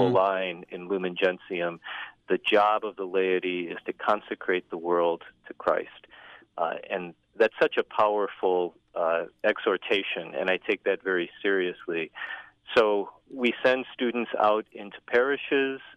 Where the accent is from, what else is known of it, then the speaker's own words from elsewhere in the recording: Northwest Indiana, United States; moved away; also born or lived in Chicago; I'm originally from Northwest Indiana